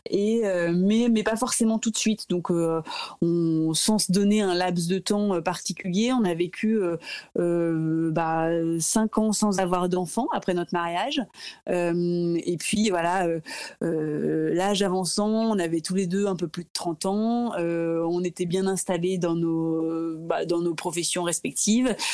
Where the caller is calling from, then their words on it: Paris, Île-de-France, France; Donc voilà, je, suis un peu tranquille, mais voilà, je vous parle de chez moi à Paris.